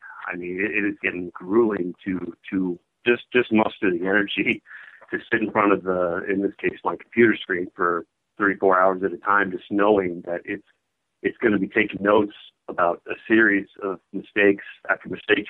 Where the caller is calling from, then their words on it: Champaign, Illinois, United States; I'm calling in from Champaign.